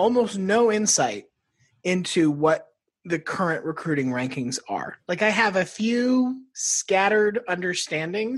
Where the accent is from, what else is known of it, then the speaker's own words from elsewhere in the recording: Florida, United States; I grew up in Florida